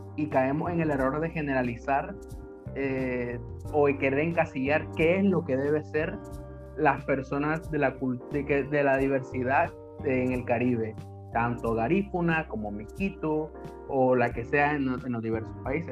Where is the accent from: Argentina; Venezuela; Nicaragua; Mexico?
Nicaragua; moved away; also born or lived in Honduras / Guatemala / Belize; cuando pueda regresar a, mi país, obvio no solo voy a ir a Nicaragua